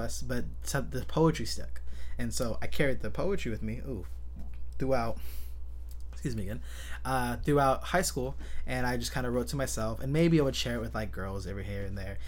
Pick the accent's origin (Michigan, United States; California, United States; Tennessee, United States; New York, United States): California, United States; San Jose; I was born and raised in San Jose, California